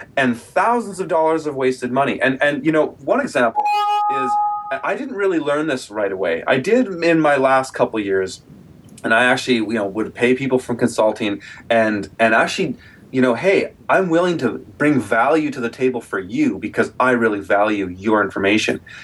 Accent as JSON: {"language": "English", "town": "Kelowna", "region": "British Columbia", "country": "Canada", "tie": "born or raised there", "said": "Kelowna, my hometown here"}